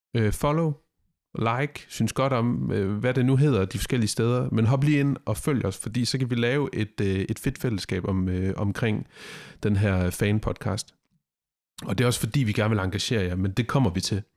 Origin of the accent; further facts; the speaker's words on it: Denmark; som dansker i cykelsporten lige nu